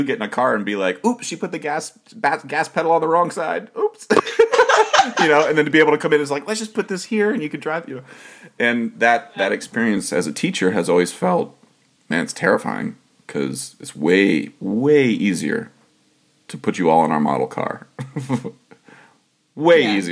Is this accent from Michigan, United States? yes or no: no; Ohio, United States; I'm a man from Ohio